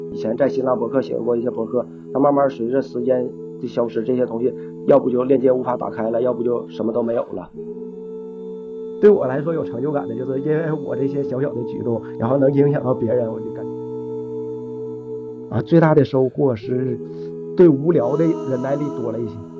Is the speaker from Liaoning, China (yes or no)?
yes; Shenyang, Liaoning, China; accent: Northeastern; moved away as an adult; now in Dalian, China; 我是沈阳人